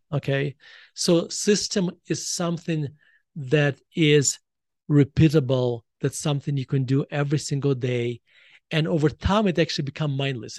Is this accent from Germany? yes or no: no; Russia; moved away as an adult; now in United States; the education system I was exposed to when I was growing up in Russia